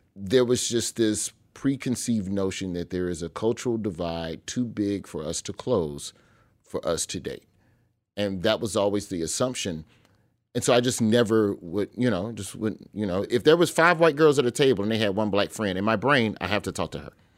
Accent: Birmingham, Alabama, United States; I grew up in Birmingham, Alabama

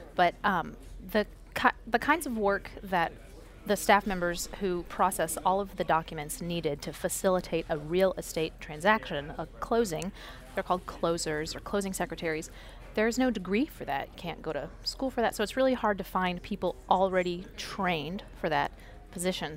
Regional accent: Florida, United States; moved away; I am originally from Florida

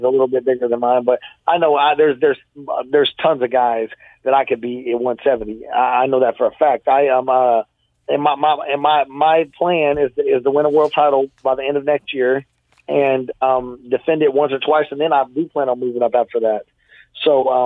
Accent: Fort Worth, Texas, United States; I'm from Fort Worth

